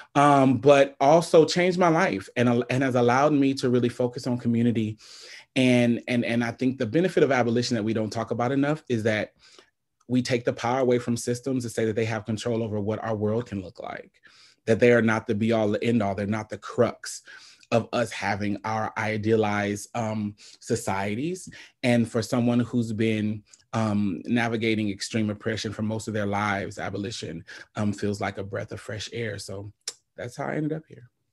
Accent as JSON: {"language": "English", "town": "Omaha", "region": "Nebraska", "country": "United States", "tie": "born or raised there", "said": "I'm born and raised in Omaha, Nebraska."}